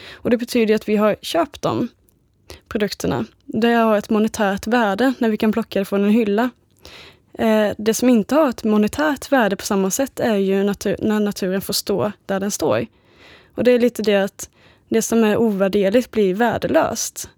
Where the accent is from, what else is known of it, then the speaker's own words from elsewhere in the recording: Småland, Sweden; Jag är ju uppvuxen i Småland.